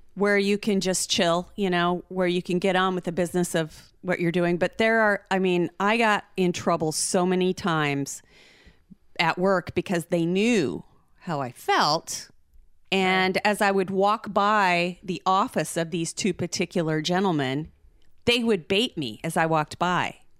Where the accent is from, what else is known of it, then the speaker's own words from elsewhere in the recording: United States; as an American